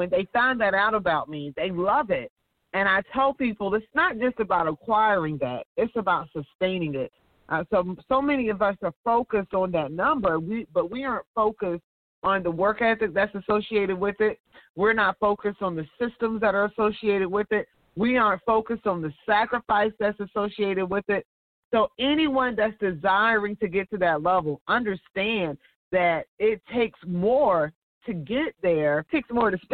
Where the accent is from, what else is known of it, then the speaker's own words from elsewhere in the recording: Georgia, United States; I went to technical school in my hometown in Georgia